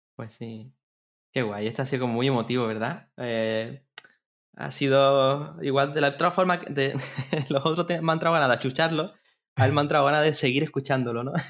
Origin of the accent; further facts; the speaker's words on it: Cádiz, Andalusia, Spain; Soy de aquí de Cádiz